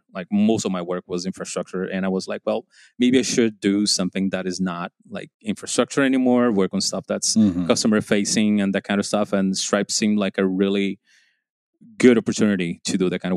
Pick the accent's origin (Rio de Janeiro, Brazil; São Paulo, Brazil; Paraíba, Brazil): Paraíba, Brazil; João Pessoa; moved away; I left college, started to work for a local company back in João Pessoa.